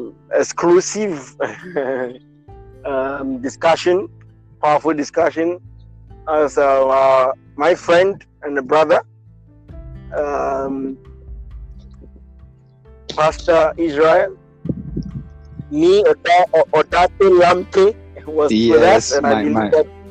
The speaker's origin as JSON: {"language": "English", "country": "Ghana", "moved": "yes", "lives_now": "India", "said": "I'm a Ghanaian. But for now, I'm based in India"}